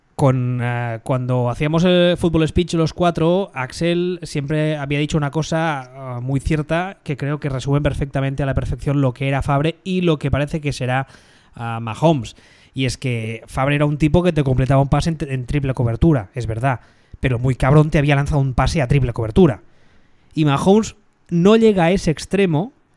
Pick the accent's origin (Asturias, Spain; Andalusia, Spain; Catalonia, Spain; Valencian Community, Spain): Catalonia, Spain; Barcelona; yo me crié en los 80 en Barcelona